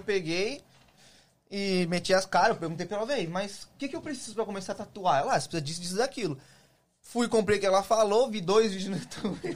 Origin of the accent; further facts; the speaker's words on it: São Paulo, Brazil; now in United States; Na Zona Leste, eu fiquei lá desde que eu nasci